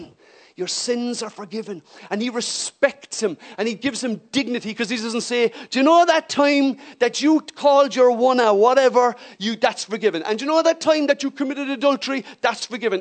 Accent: Ireland; as an Irish person

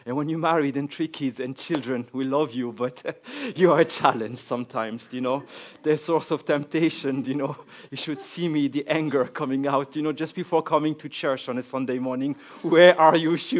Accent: France; accent: French; English is a second language; now in Cork, Ireland

